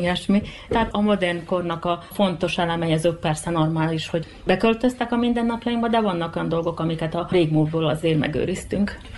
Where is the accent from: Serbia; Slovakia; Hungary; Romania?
Serbia; Mol, Vojvodina; born or raised there